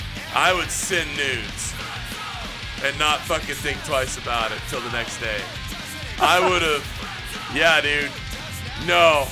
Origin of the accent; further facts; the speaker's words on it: Three Rivers, California, United States; my hometown in Three Rivers, California.